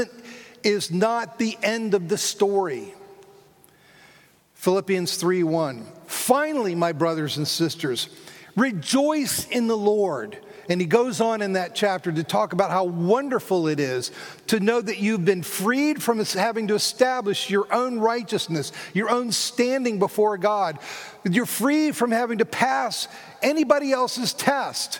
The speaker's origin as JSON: {"language": "English", "region": "South Florida", "country": "United States", "tie": "born or raised there", "also_born_or_lived": "Philadelphia", "moved": "yes", "said": "I grew up in South Florida"}